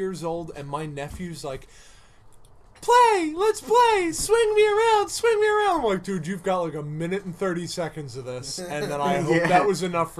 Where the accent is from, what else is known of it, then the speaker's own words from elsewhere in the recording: Ireland; it's weird that I joke that I'm the most evolved because I'm Irish